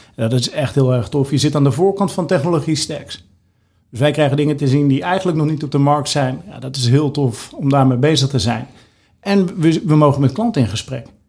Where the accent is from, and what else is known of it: Netherlands